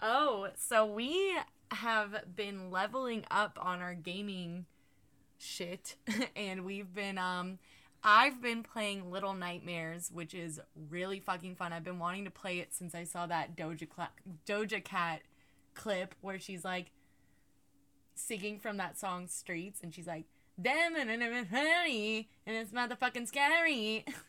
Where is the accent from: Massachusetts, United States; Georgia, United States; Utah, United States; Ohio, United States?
Georgia, United States; moved away; the booty state where I come from